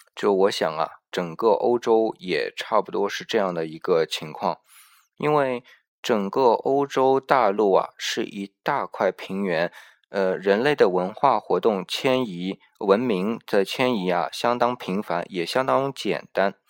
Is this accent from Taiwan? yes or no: no; China